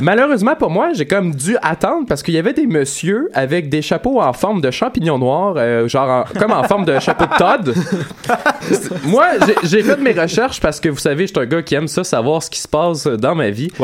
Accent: Montreal, Quebec, Canada; je suis un Montréalais

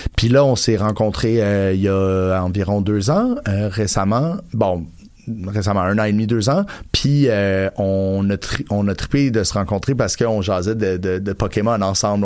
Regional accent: Montreal, Quebec, Canada; also born or lived in Outremont; j'ai passé une, grande partie de mon enfance avec Ville-Saint-Laurent, puis mon adolescence

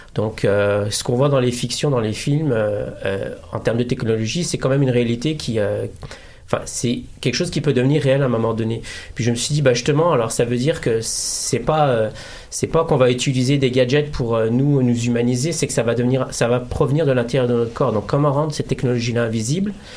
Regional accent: Morocco; Je suis marocain

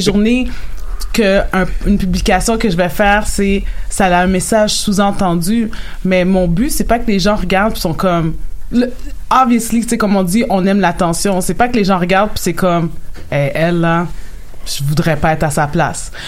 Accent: Haiti; Dans ma communauté, moi, je suis haïtienne

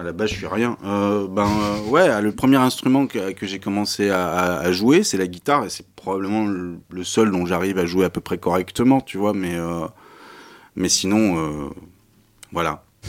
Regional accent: Issy-les-Moulineaux, Île-de-France, France; je suis un espagnol d'ici des Moulineaux

